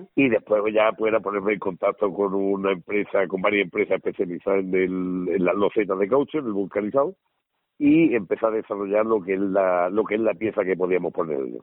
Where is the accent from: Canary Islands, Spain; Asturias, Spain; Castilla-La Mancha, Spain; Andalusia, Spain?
Andalusia, Spain; Málaga; soy malagueño, nacimiento malagueño